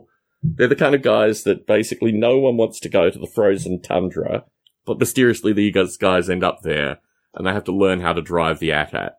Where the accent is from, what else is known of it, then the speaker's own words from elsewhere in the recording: Australia; growing up in Australia, I love to get out of the cities and just go to these remote places.